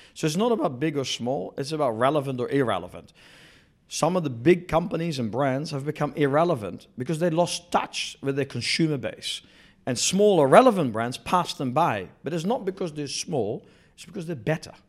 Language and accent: English; New Zealand; moved away as an adult; also born or lived in Netherlands / Australia / Italy / Sweden; I was born in Holland, grew up in New Zealand, went to university in New Zealand